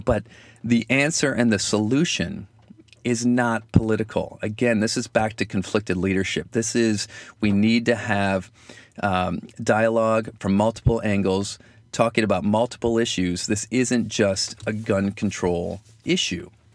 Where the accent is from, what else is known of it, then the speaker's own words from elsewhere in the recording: Michigan, United States; accent: Michigan; my Michigan accent